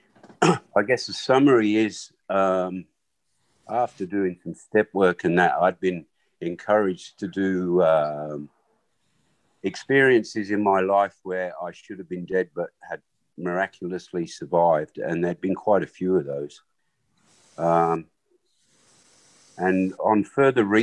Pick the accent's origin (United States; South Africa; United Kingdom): United Kingdom; England; first language Swahili; English is a second language; also born or lived in Africa; I was born in Africa and raised by a nanny who was obviously an African woman. And it came to about 6 years old, 5 or 6 years old, where my family took me back to their home, which was England.